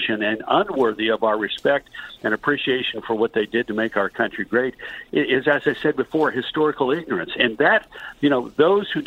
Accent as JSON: {"language": "English", "region": "the South", "country": "United States", "said": "I'm a Southerner."}